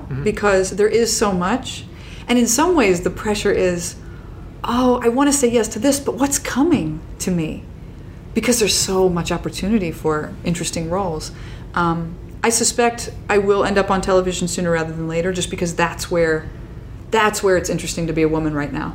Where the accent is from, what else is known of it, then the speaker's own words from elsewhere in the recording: Midwest, United States; I'm from the Midwest